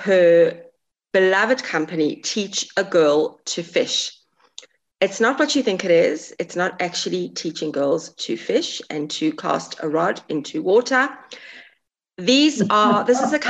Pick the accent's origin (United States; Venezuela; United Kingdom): United Kingdom; England; I'm English, so I can say this. I'm from the UK. I was born in England.